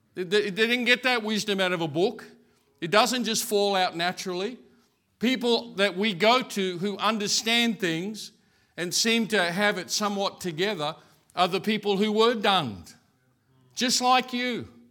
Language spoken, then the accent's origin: English; Brisbane, Queensland, Australia; I grew up in Brackenridge.